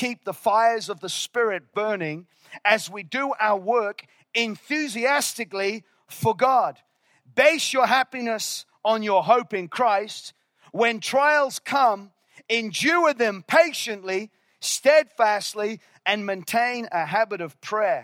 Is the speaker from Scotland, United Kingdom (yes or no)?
no; Northern Ireland, United Kingdom; moved away; I was born in Northern Ireland, and I'm loyal to the soil